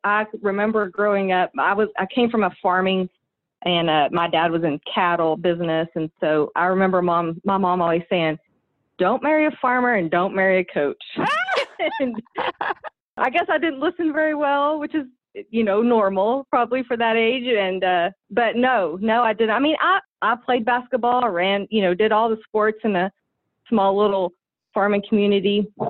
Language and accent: English; Dimmitt, Texas, United States; I grew up in Dimmitt, Texas, which is just kind of right in between Amarillo and Lubbock on the top Texas panhandle. Not a big town, but, you know, small.